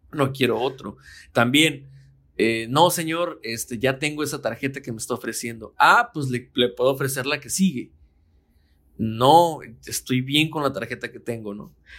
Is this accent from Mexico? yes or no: yes; Mexico; como soy mexicano y estoy en México